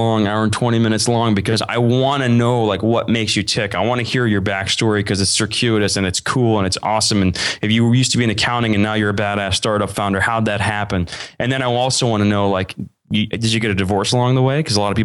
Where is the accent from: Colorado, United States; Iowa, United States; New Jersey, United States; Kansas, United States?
Iowa, United States; now in California, United States; I'm from Iowa, currently California.